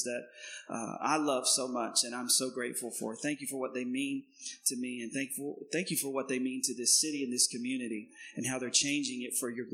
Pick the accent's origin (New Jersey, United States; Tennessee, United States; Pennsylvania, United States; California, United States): Tennessee, United States; East; I am from Tennessee. So I'm a little country bumpkin. and I'm born and raised in East Tennessee